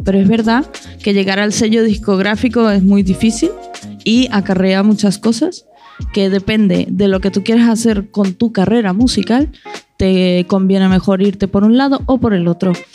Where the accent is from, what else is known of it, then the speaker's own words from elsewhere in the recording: Venezuela; vengo de Venezuela